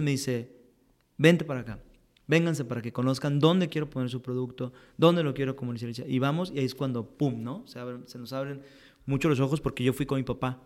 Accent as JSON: {"language": "Spanish", "country": "Mexico", "said": "como mexicanos"}